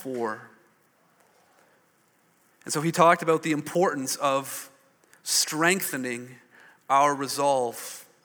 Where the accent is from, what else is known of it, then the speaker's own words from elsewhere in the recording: Hamilton, Ontario, Canada; I grew up in Hamilton. I saw a lot more smokestacks than silos